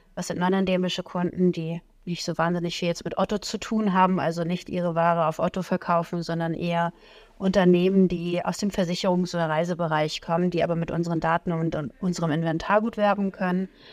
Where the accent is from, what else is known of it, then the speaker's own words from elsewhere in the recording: Plön, Schleswig-Holstein, Germany; moved away as an adult; now in Hamburg, Germany; ich komme aus Schleswig-Holstein, nicht ganz weit weg von euch